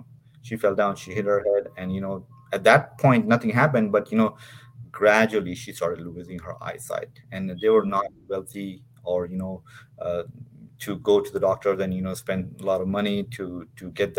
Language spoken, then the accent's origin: English; Dubai, United Arab Emirates; moved away as an adult; also born or lived in Pakistan; I was raised in Dubai.